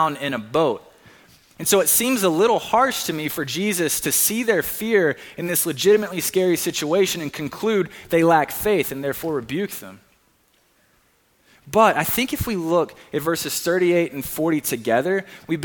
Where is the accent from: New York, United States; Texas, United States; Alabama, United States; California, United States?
Alabama, United States; Hueytown; now in Brea, United States; I am from Hueytown, Alabama. My mom lives in Hueytown, Alabama